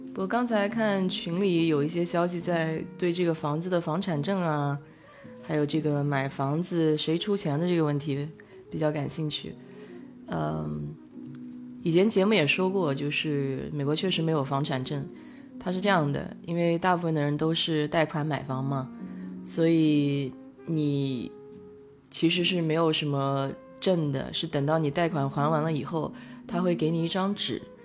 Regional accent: China; now in United States; 我们中国人

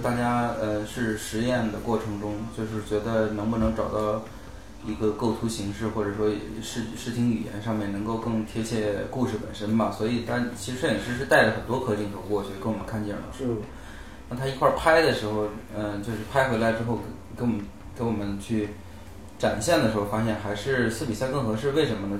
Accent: Northeast China, China; 和我们老家特别像，我们老家那种人

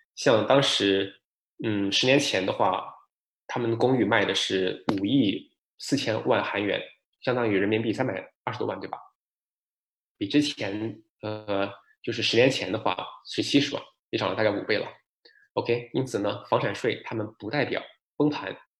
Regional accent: Shenzhen, Guangdong, China; now in Vancouver, Canada; 我深圳人嘛

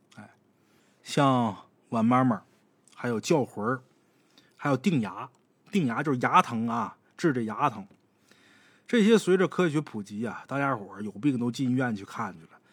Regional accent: Northeast China, China; 咱们东北人

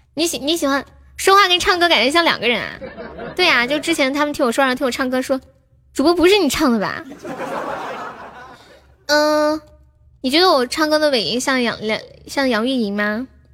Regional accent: Sichuan, China; accent: Sichuanese; also born or lived in Shenzhen; 我是四川的

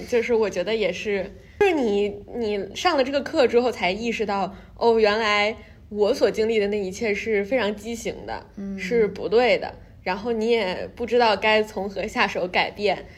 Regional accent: China; moved away as an adult; now in New York, United States; 因为我是中国来的，然后我又是一个中国女生

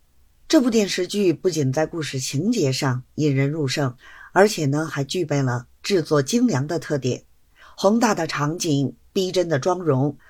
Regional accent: Beijing, China; ，希望呢，大家每天都能享受到电影和电视剧带来的欢乐。

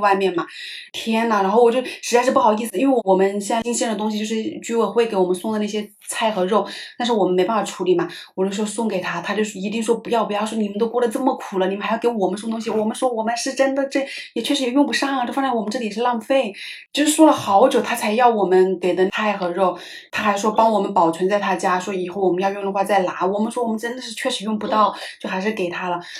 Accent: Hunan, China; now in Shanghai, China; 我妈也是湖南那边的，就是我们家乡的那种口味

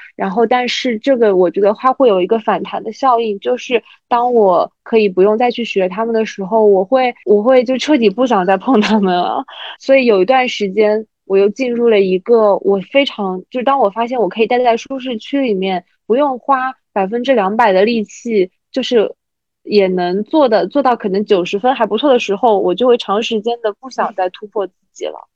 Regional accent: Jiangsu-Zhejiang-Shanghai area, China; moved away as an adult; now in Guangzhou, China; 我们那边江浙沪那边的人

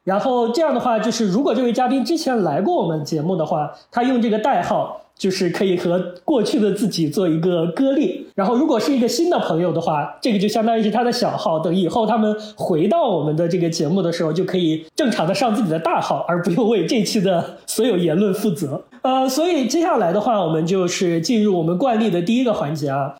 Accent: Henan, China; 我们河南那边就是没有，我就是小时候没有过这个课

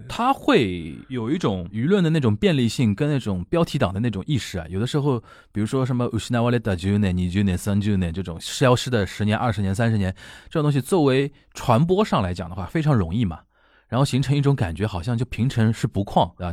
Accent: China; 我们中国人

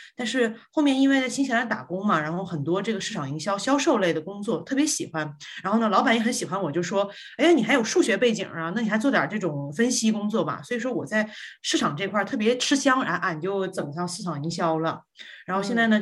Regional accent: Guangzhou, Guangdong, China; accent: Northeastern (Dongbei); moved away as an adult; also born or lived in Northeast China; now in New Zealand; 我其实小时候六岁以前呢是在东北生活的，然后呢之后就到了广州，然后到广州这个一直到十八岁

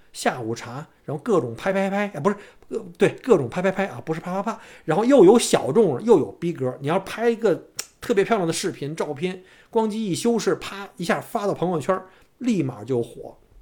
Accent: Beijing, China; moved away as an adult; now in Melbourne, Australia; 在北京长大

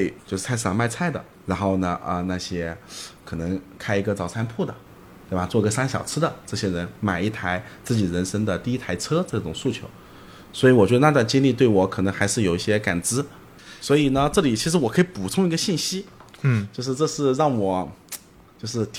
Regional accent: Jiangsu-Zhejiang, China; 因为我是江浙人嘛

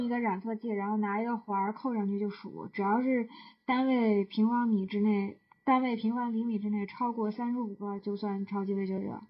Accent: Jinan, Shandong, China; 我在济南长大的呀

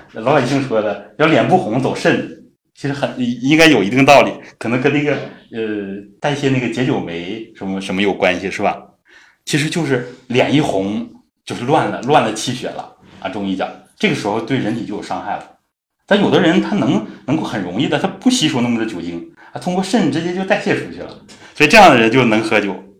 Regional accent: Northeast China, China; accent: Northeastern; 咱们东北话说霍霍他一下

